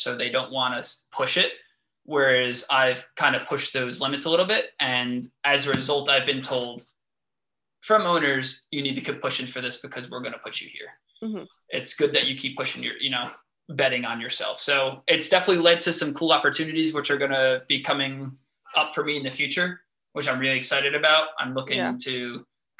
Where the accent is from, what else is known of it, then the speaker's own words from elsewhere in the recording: New York, United States; moved away as an adult; now in New Jersey, United States; I have been here for a year and a half, and I still tell my patients it's a conversation piece that I'm from New York